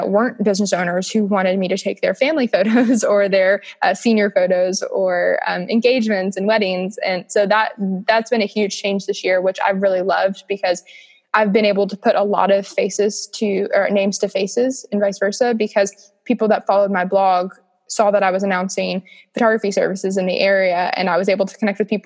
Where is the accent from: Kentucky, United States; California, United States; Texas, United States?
Kentucky, United States; I was from Kentucky